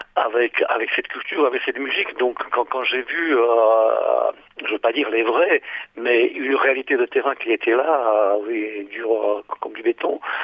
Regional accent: France; moved away as an adult; now in Slovakia; je suis natif de Slovaquie, mais j'ai vécu mon enfance en tant que réfugié politique euh, à l'époque, en 68. Donc euh, j'ai eu ma scolarité en France

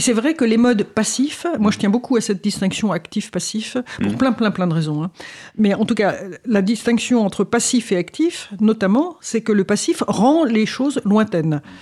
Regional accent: Paris, Île-de-France, France; je suis parisienne aussi

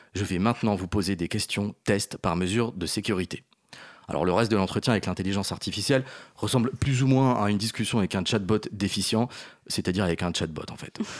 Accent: Brittany, France; je suis breton

